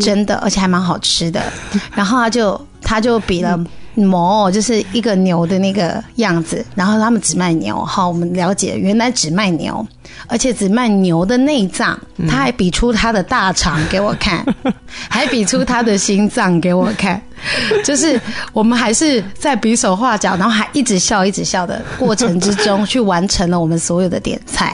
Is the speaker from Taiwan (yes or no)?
no; China; moved away as an adult; 我们中国人